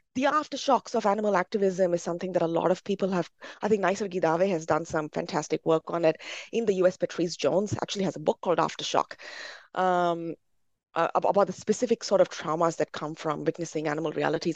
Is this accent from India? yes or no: yes; India; as a Brahmin growing up in India